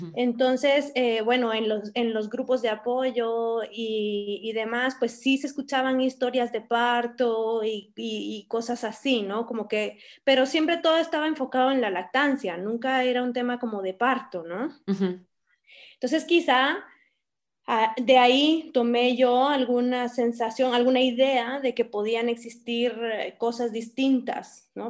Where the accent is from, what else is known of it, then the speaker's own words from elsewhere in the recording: Guatemala City, Guatemala Department, Guatemala; moved away as an adult; also born or lived in Spain / San Cristóbal de las Casas, Mexico; nací y crecí aquí en la ciudad de Guatemala